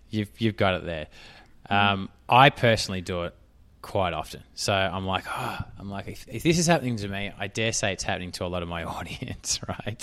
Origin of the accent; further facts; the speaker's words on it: Australia; accent: Australian; I'm Australian